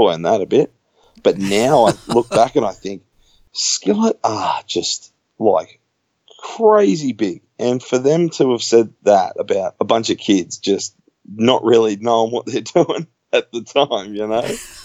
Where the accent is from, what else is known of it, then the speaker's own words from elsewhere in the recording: Australia; here in Australia